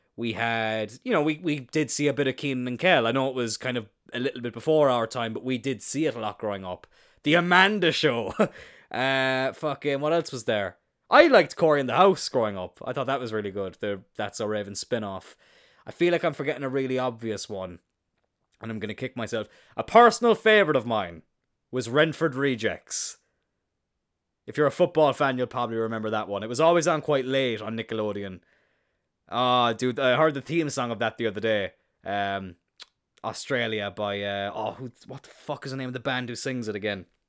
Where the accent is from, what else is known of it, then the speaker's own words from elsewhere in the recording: East Cork, Munster, Ireland; I'm not from the city. I'm from East Cork